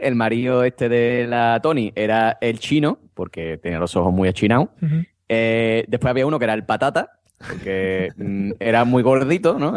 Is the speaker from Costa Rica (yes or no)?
no; Andalusia, Spain; yo como buen andaluz